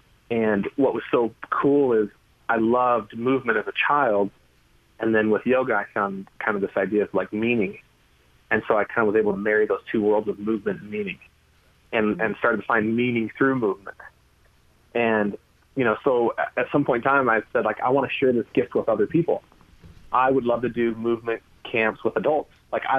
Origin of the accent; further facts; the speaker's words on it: California, United States; I loved the ocean and sports and trees, and I grew up in Northern California.